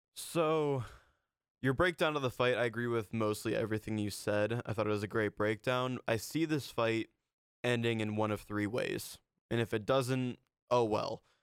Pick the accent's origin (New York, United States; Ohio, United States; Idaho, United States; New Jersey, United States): Ohio, United States; I'm from Ohio